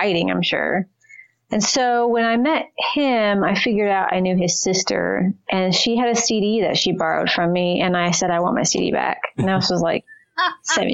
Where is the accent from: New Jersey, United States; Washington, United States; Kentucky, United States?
Kentucky, United States; moved away as an adult; also born or lived in Southern Indiana / Orem, Utah; now in Utah, United States; I was born in Indiana, but I don't really want to say that I'm from Indiana. I'll say I'm from Kentucky because I spent more of my childhood in Kentucky.